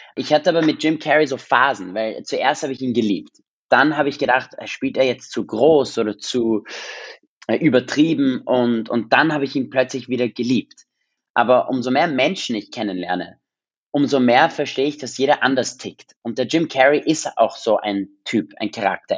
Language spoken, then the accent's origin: German; Vienna, Austria; first language English; German is a second language; ich bin in Wien in Österreich aufgewachsen